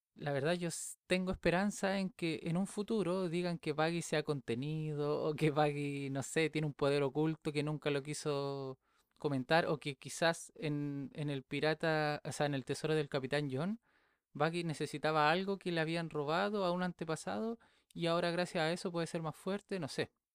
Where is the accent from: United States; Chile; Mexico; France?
Chile; Viña del Mar, Valparaíso; yo soy de Chile, soy de Viña del Mar.